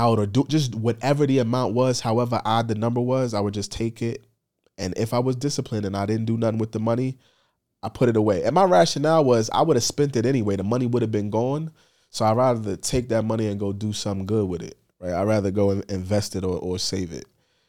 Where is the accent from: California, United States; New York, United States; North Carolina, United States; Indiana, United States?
New York, United States; Bronx; Just growing up in the Bronx, but just being a sneakerhead was a vibe